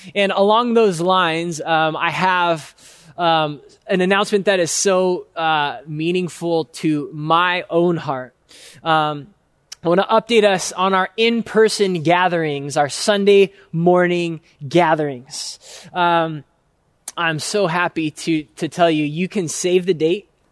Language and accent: English; United States; for us as American Christians